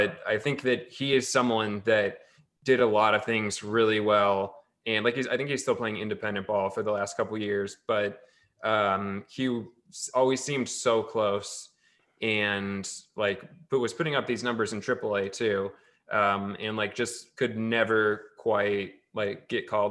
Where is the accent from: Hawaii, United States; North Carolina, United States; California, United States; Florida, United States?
California, United States; Tracy; where I grew up in Tracy, in the Central Valley.